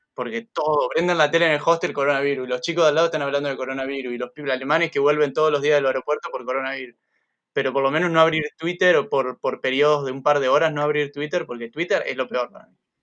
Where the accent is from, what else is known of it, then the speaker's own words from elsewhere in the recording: Argentina; yo soy argentino y estoy cerca